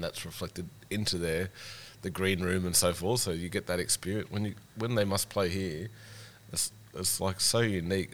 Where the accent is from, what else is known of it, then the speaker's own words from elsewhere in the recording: Central Coast, New South Wales, Australia; I was from the Central Coast